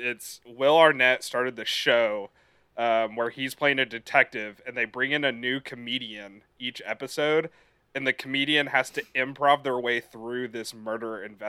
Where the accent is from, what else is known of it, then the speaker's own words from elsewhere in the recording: Texas, United States; as a Texan